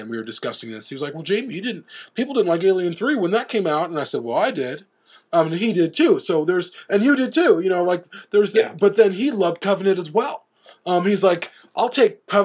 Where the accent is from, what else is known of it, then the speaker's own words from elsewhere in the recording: Chicago, Illinois, United States; I grew up in Chicago